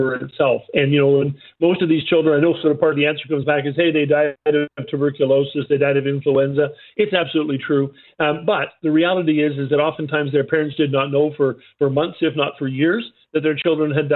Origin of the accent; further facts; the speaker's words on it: Yukon, Canada; I was raised in the Yukon